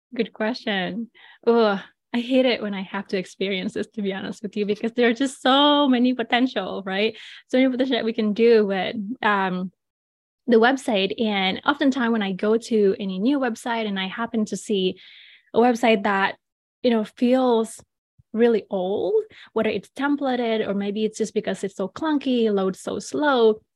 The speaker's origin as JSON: {"language": "English", "region": "Bali", "country": "Indonesia", "tie": "born or raised there", "moved": "yes", "said": "I was born and raised in Bali, Indonesia."}